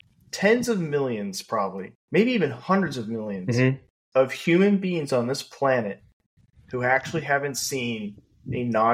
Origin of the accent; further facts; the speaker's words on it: Western Washington, United States; moved away; I grew up in Western Washington, and it's like, it rains all the time.